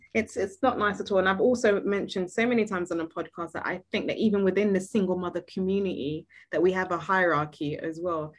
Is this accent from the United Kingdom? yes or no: yes; United Kingdom; accent: British; I had like a British accent